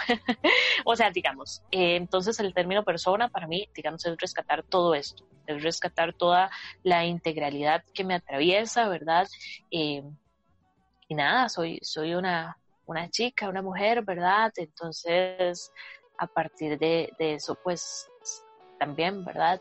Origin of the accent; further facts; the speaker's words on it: Costa Rica; soy de acá de Costa Rica